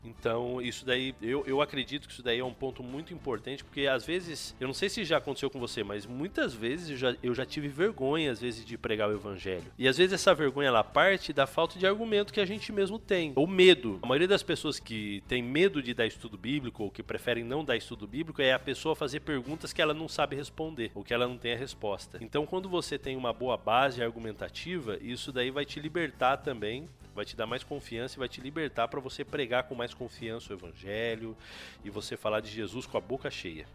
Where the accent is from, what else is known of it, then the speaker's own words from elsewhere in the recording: São Paulo, Brazil; moved away as an adult; now in Rio Grande do Sul, Brazil; eu sou de São Paulo, mas eu estou morando aqui no Rio Grande do Sul.